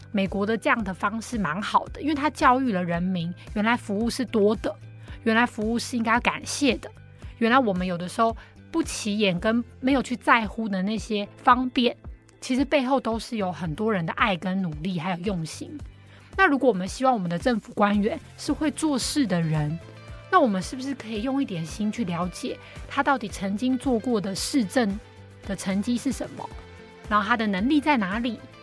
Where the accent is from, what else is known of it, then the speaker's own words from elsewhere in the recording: Taiwan; 而是我们台湾人民的大众，我们呈现出来什么素质